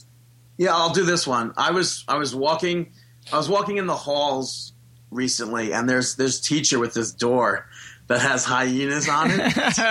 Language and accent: English; New York City, New York, United States; it's a huge fuck you to me as a New Yorker.